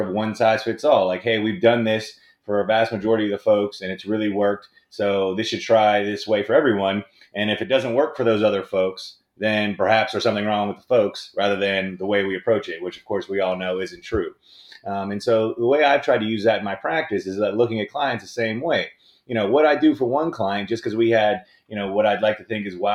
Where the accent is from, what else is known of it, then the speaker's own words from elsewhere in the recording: Pittsburgh, Pennsylvania, United States; I'm originally here from Pittsburgh. I grew up where primarily my mother and my aunt were both secretaries at big law firms